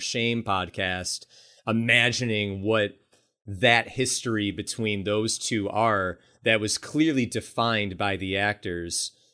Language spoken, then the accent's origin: English; Buffalo, New York, United States; Buffalo, New York, my hometown